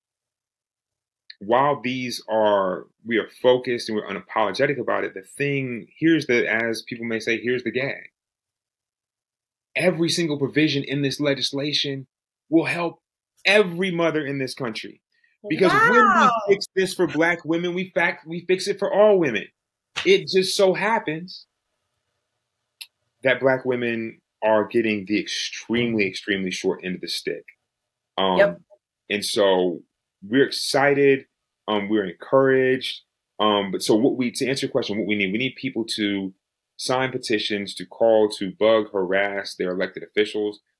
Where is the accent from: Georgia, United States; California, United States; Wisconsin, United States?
Georgia, United States; Georgia, my home state